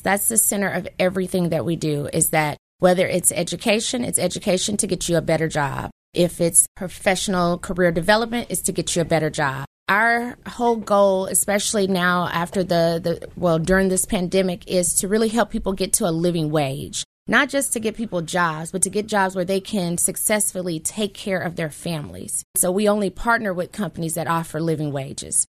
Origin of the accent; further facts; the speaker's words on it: Memphis, Tennessee, United States; I am a lifetime Memphian. I grew up in South Memphis